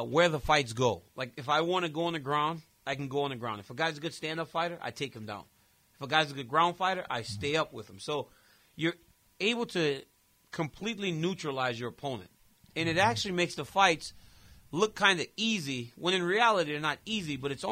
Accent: Louisiana, United States; now in California, United States; my whole life growing up in Louisiana

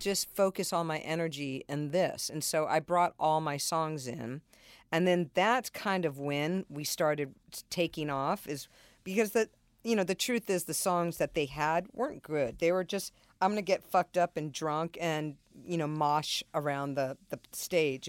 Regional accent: San Diego, California, United States; I was raised in San Diego

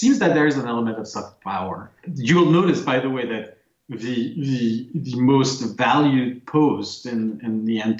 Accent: France; moved away; I grew up in France

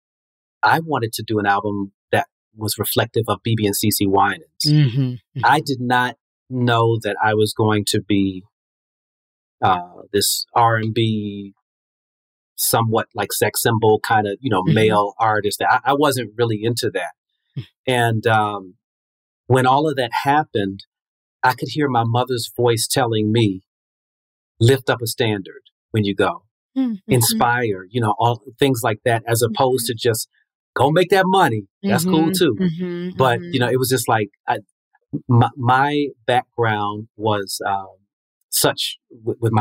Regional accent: Prince George's County, Maryland, United States; also born or lived in Washington, D.C.; was raised in the suburbs of Maryland in Prince George's County

